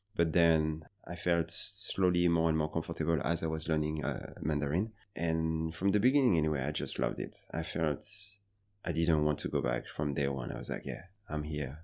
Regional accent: Paris, Île-de-France, France; moved away as an adult; also born or lived in Beijing, China; now in Seoul, South Korea; I'm from France, Paris, originally

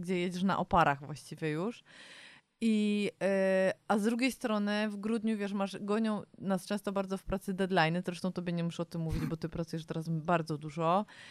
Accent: Warsaw, Masovian Voivodeship, Poland; my jesteśmy z Warszawy

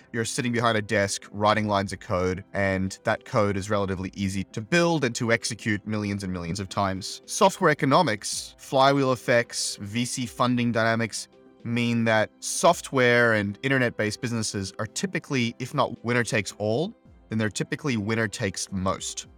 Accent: Brisbane, Queensland, Australia; moved away as an adult; also born or lived in Silicon Valley; Brisbane, which is my hometown

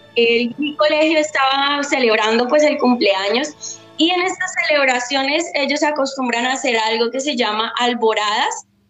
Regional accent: Bogotá, Colombia; now in Bucaramanga, Colombia; Yo soy de Bogotá, pero vivo en Bucaramanga

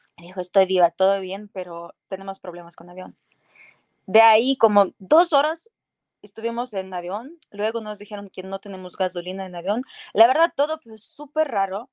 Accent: Poltava, Poltava Oblast, Ukraine; Spanish is a second language; moved away as an adult; now in Mexico; yo soy de Ucrania, mi ciudad se llama Poltava

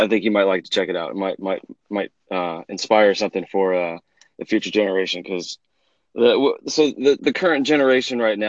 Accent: Texas, United States; I grew up in Texas

